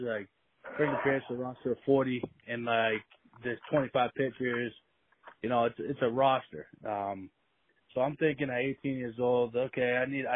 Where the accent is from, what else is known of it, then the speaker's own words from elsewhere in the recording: Plymouth, Massachusetts, United States; we grew up in Plymouth. Plymouth, we like to call it baseball town